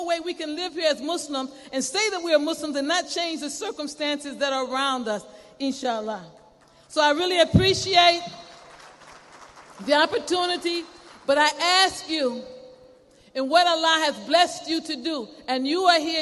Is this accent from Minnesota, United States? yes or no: no; Chicago, Illinois, United States; when I was young, I grew up in Cabrini.